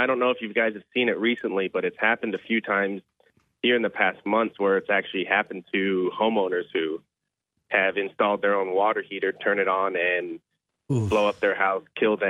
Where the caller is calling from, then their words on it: Goose Creek, South Carolina, United States; I'm calling from Goose Creek.